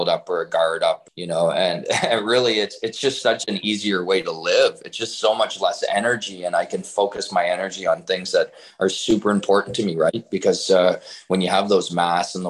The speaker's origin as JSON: {"language": "English", "town": "Kingston", "region": "Ontario", "country": "Canada", "tie": "born or raised there", "said": "I'm originally born and raised in Kingston"}